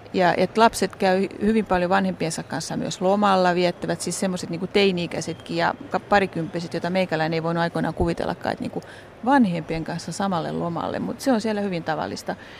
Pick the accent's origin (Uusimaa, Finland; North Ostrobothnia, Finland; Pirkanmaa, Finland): Uusimaa, Finland; Helsinki; moved away as an adult; now in Santiago, Chile; mä oon ihan helsinkiläinen, mä oon Rööperistä kotoisin alun perin syntynyt sinne ja asunut koko ikäni Kanta Helsingissä